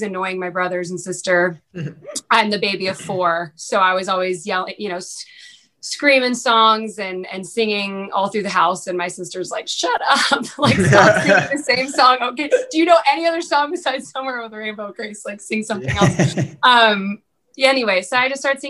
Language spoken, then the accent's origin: English; Danville, California, United States; moved away as an adult; now in Nashville, United States; I'm from originally Danville, California. So I was born and raised in Northern California.